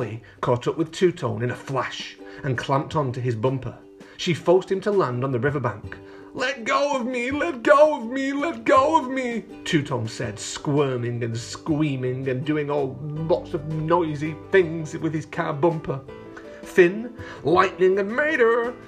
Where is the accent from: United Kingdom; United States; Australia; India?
United Kingdom; Bolton, North West England; moved away; also born or lived in London; I'm actually from England, boys and girls, but I'm from the north of England in a place called Bolton near Manchester